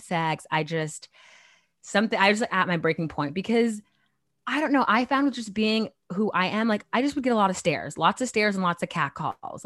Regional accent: Chandler, Arizona, United States; moved away as an adult; now in New York, United States; I was born and raised in Arizona for twenty years

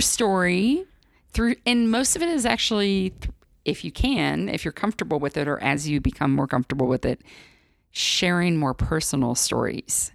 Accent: Midwest, United States; moved away; I'm from the Midwest originally

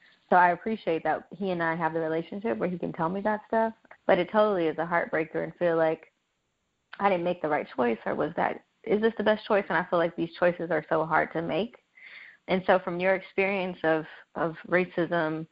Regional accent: Los Angeles, California, United States; I was born and raised in South Central Los Angeles

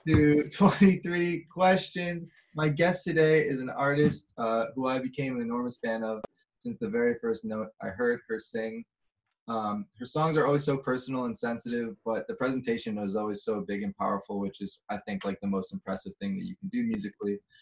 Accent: Chicago, Illinois, United States; now in Los Angeles, United States; I'm from Chicago

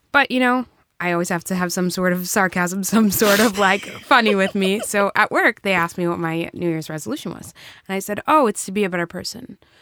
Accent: Brockton, Massachusetts, United States; also born or lived in New Bedford, Massachusetts / Salem, Massachusetts; I grew up in Brockton

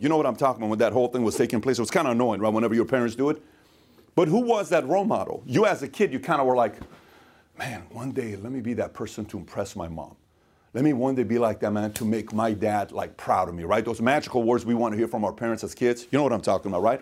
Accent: Iran; moved away; I am from Iran. I'm Middle Eastern.

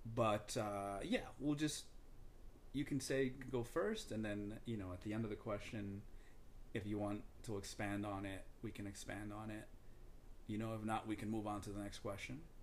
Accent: Dominican Republic; I'm from the Dominican Republic

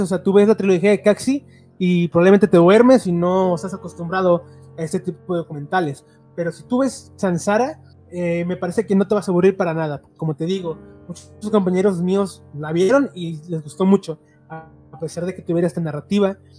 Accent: Mexico; como mexicanos

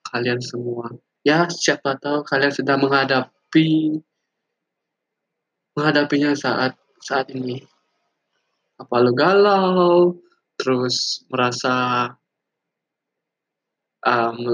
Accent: Bali, Indonesia; now in Denpasar, Indonesia; gue tinggal di Bali gue asli Bali orangnya dan gue kampung gue lebih tepatnya kampung gue ada di suatu daerah di Bali lah

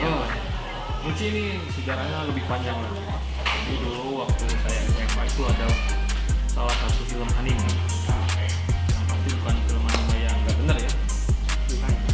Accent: West Java, Indonesia; kita kan orang Sunda

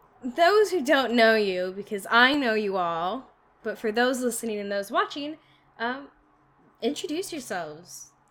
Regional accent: Lynnwood, Washington, United States; I've lived around Seattle up north in Lake Linwood, the 425, 206. I've been there my whole life.

